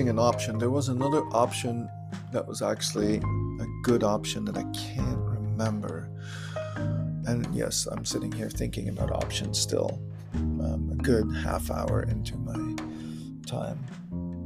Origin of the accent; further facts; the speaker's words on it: Germany; accent: German; I sounded so German